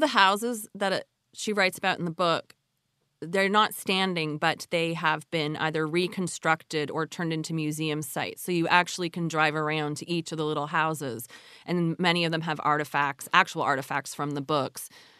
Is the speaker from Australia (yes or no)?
no; Canada; of course, they are not native. I grew up in Canada.